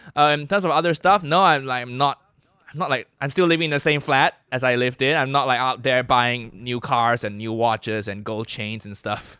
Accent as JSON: {"language": "English", "country": "Malaysia", "moved": "yes", "lives_now": "United Kingdom", "said": "I'm Malaysian"}